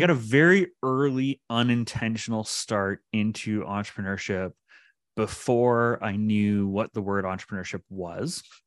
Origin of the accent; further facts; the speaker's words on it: Pickering, Ontario, Canada; moved away as an adult; now in Ottawa, Canada; I grew up in Pickering, uh, just outside of Toronto